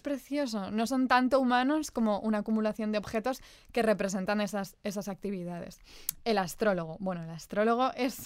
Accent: Spain; nosotras que crecimos en la España de los 90

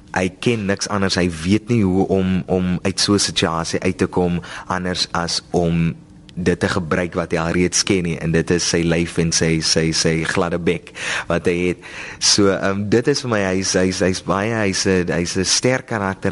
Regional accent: Oudtshoorn, Western Cape, South Africa; ek is van die Karoo myself ek is daar van die van die sowerige strate van Oudtshoorn

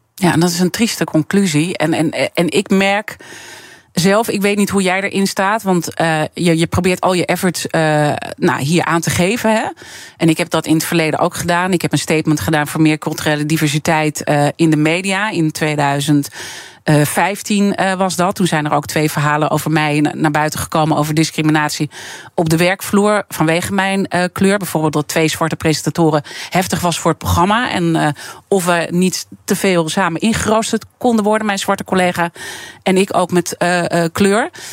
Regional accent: Amsterdam, North Holland, Netherlands; Ik ben geboren en getogen in Amsterdam.

